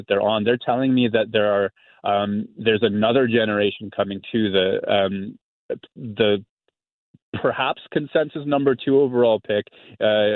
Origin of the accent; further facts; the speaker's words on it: Winnipeg, Manitoba, Canada; I'm from Winnipeg